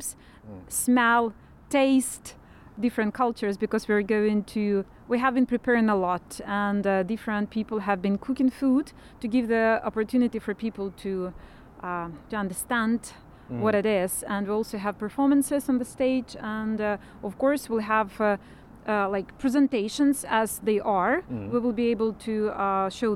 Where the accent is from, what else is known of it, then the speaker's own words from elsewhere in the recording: Ukraine; moved away as an adult; now in Iceland; I am from Ukraine, and I came here as a refugee myself.